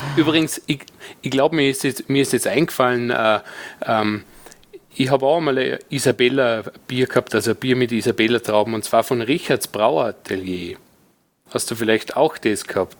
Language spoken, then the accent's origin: German; Vorarlberg, Austria; als Vorarlberger